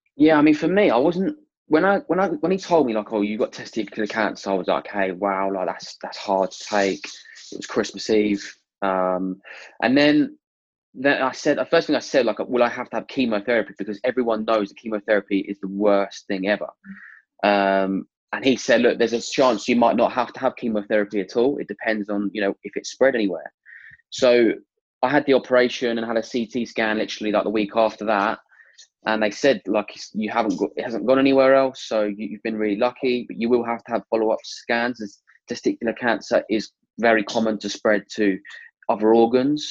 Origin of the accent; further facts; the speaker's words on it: Stevenage, East of England, United Kingdom; I'm from Stevenage, Hertfordshire